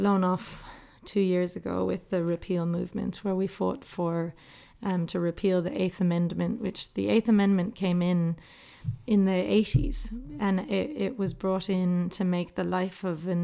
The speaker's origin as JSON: {"language": "English", "country": "Ireland", "tie": "born or raised there", "moved": "as an adult", "lives_now": "Australia", "said": "growing up in Ireland, we were the only family anywhere around us"}